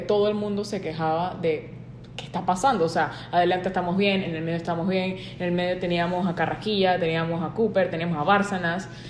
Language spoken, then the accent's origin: Spanish; Panama; nosotros como panameños